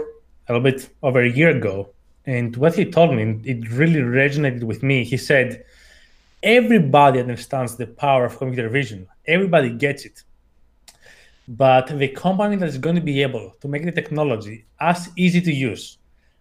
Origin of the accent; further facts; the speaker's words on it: Athens, Attica, Greece; English is a second language; I was born and raised in Athens, hence the accent.